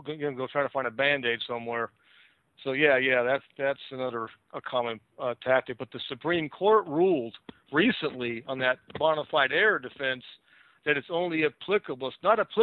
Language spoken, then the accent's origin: English; Kailua, Hawaii, United States; moved away; also born or lived in California / New Jersey; I grew up on Oahu.